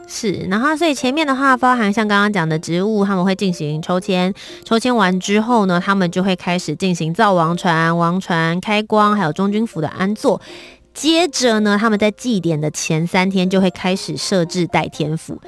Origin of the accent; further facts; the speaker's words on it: Kaohsiung, Taiwan; 我本身是高雄人